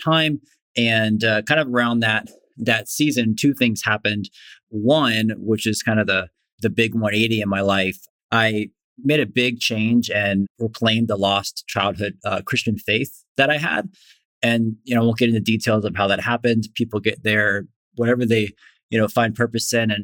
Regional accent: Florida, United States; I grew up in Florida

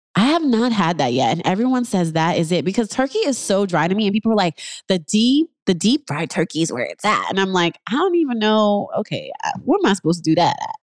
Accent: New York, United States; moved away as an adult; now in Los Angeles, United States; I'm in L A, I'm originally from New York

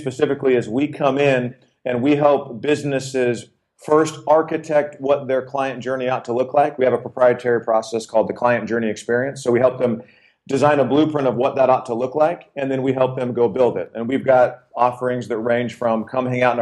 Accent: Arizona, United States; born and raised in Arizona

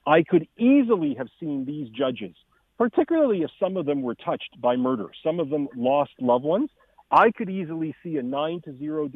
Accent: Canada; as a Canadian citizen and political commentator

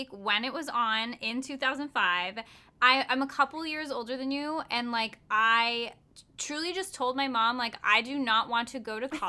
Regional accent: a suburb outside of Los Angeles, California, United States; I am from a suburb outside

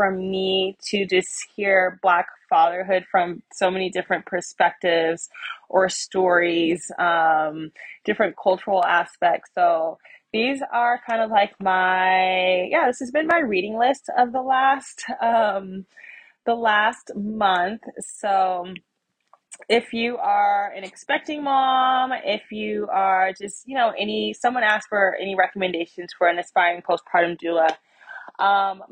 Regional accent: United States; I'm just American who happens to be black. Like I'm black. I'm American.

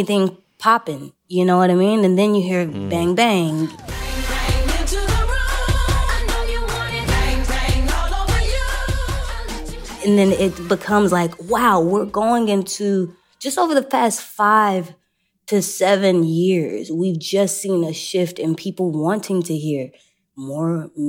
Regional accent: Texas, United States; I'm from Texas

